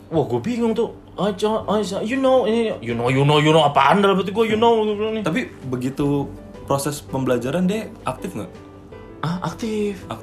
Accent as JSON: {"language": "Indonesian", "country": "Indonesia", "said": "tapi kan kita orang Indo ya"}